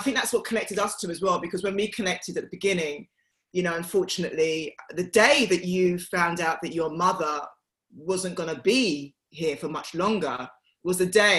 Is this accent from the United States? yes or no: no; Bow, London, United Kingdom; it was very fond memories that I had of growing up in Bow. The only thing that I haven't got from Bow is the accent. I don't know where it disappeared.